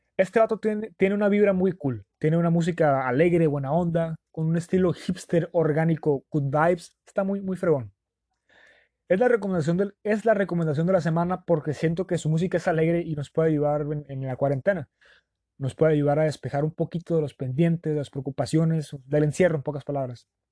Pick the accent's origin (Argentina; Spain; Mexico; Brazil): Mexico; Sonora; los que somos de Sonora